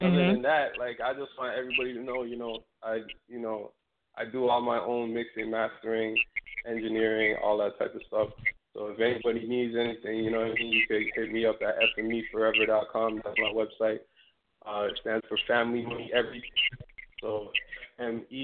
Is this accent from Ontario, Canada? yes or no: yes; Toronto, Ontario, Canada; I'm playing on three stations in my home country, which is Canada. So I'm playing in Ottawa and two stations in Toronto, where I'm from